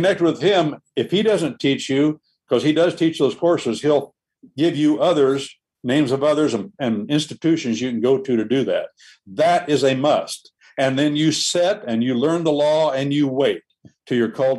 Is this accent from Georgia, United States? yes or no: yes; Georgia, United States; born there; when I was born, right on my birth certificate, it tells right when I was born what militia district I was born into in Georgia.